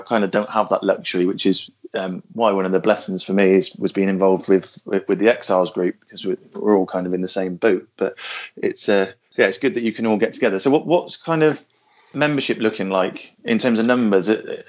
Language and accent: English; Gloucester, South West England, United Kingdom; I'm from Gloucester.